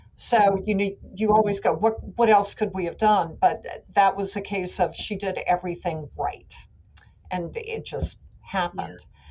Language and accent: English; New Orleans, Louisiana, United States; moved away as an adult; also born or lived in Charleston, South Carolina / Baton Rouge; I came to New Orleans, which is my hometown, and which is where I wanted to be